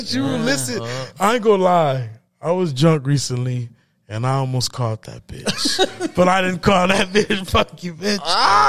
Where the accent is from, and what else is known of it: California, United States